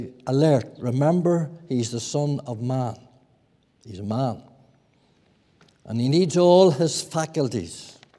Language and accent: English; Lower Lough Erne, Northern Ireland, United Kingdom; I was brought up in Lower Loch Erne